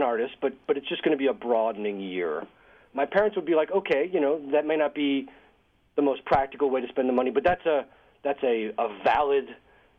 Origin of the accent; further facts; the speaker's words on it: Boston, Massachusetts, United States; I'm from Boston